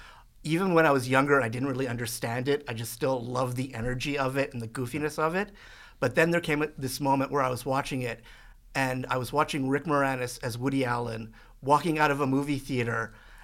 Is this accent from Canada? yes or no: yes; Edmonton, Alberta, Canada; I grew up on the north side, and actually I was kind of screwed up by where I grew up because my house is situated right in the middle of Miano Elementary, Killarney Junior High, and Queen Elizabeth High School.